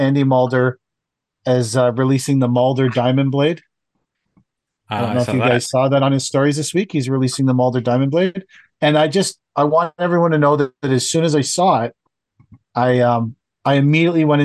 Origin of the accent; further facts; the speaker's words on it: Canada; I'm from Canada